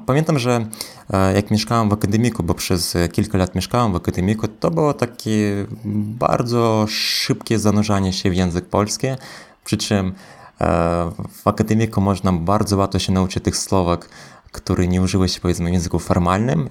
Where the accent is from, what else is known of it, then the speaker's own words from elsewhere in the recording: Belarus; now in Poland; wychowałem się e, w Białorusi